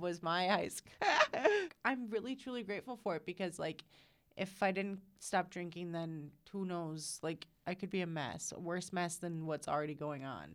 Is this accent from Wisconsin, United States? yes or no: no; Caledonia, Illinois, United States; I am from Caledonia. So it's, um, northeast of Rockford, like maybe four miles-ish